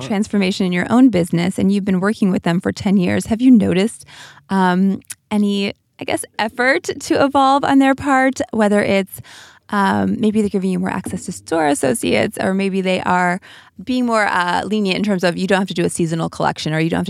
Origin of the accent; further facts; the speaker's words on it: St. Louis, Missouri, United States; I'm from St. Louis.